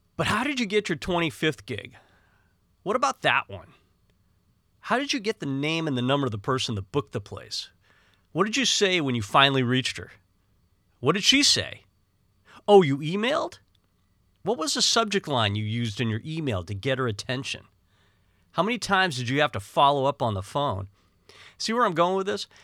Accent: Northeast, United States; growing up in the Northeast was kind of a combative and harsh environment

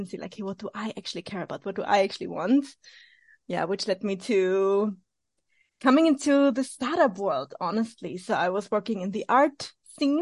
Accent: Vienna, Austria; I'm originally from Austria, Vienna, so in the center of Europe

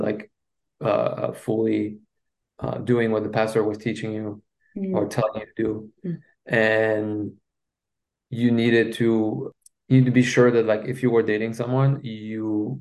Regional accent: Belgium; first language French; English is a second language; moved away; I'm from Belgium and my first language is French.

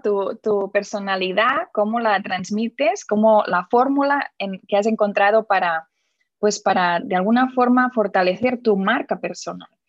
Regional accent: Barcelona, Catalonia, Spain; now in Indianapolis, United States; nací en Barcelona y ahora te estoy hablando desde Indianápolis, exacto, en Estados Unidos

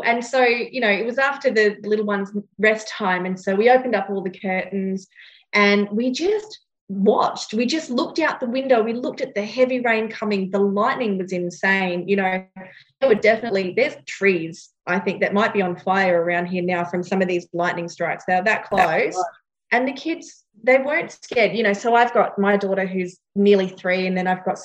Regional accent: Northern Territory, Australia; now in Gold Coast, Australia; I grew up in the Northern Territory

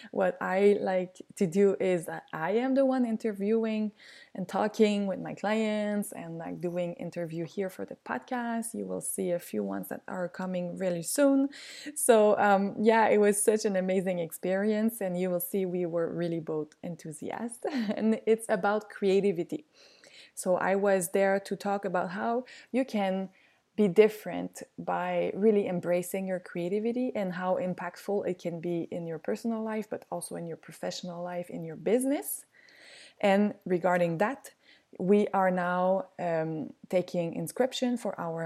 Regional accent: South Shore of Montreal, Quebec, Canada; I'm just from the South Shore, like on the other side of the bridge. But I went to school in Montreal.

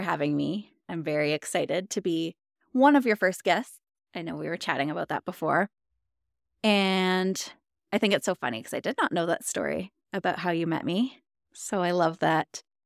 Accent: Ontario, Canada; moved away as an adult; now in Alberta, Canada; I'm from Ontario, Canada

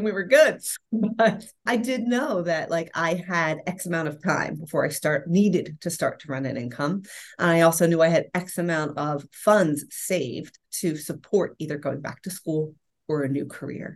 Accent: Philadelphia, Pennsylvania, United States; also born or lived in Rome, Italy; Born and raised in Philadelphia and educated, had my own career

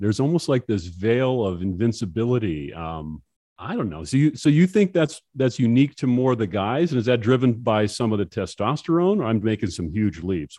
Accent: Hoffman, Minnesota, United States; I grew up in Hoffman, Minnesota, about three, eh, two and a half, three hours away from the Twin Cities

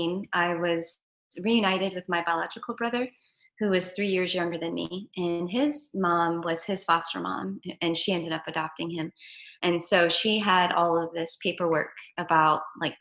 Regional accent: Los Angeles, California, United States; I was born in the San Fernando Valley in Los Angeles

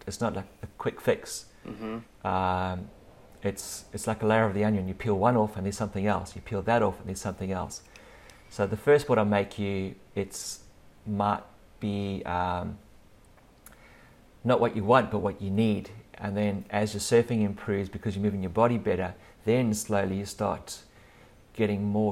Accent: South Africa; now in Australia; I'm living in Australia now, but I grew up in South Africa

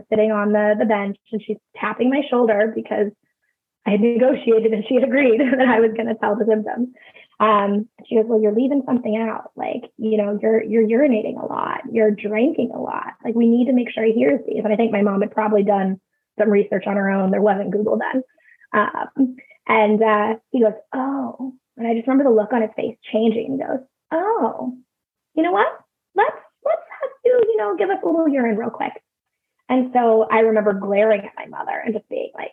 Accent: California, United States; I grew up in California

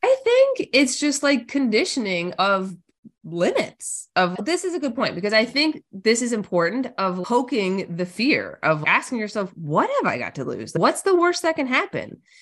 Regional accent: Newfoundland and Labrador, Canada; I'm a Canadian, born and bred up north in Newfoundland, Canada

